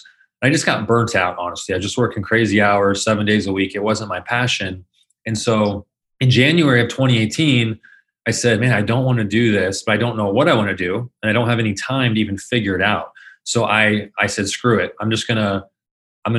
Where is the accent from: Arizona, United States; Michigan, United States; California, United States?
Arizona, United States; Phoenix; I was born and raised here in Phoenix, Arizona. So lived here pretty much my entire life.